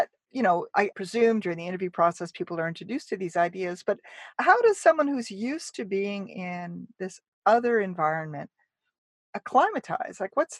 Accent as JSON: {"language": "English", "country": "Canada", "said": "I'm Canadian, so I have a very large personal bubble"}